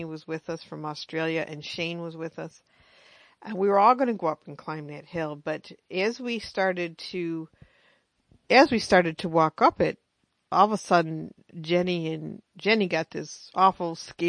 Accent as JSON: {"language": "English", "country": "United States", "said": "me being American"}